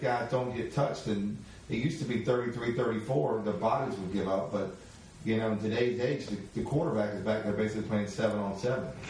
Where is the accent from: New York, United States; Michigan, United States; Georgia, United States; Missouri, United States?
Georgia, United States; I'm from Georgia